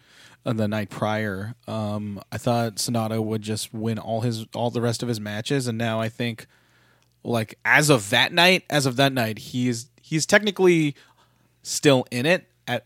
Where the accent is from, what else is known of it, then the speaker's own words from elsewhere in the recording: San Francisco, California, United States; and say, this is my home turf, even though I'm actually from San Francisco.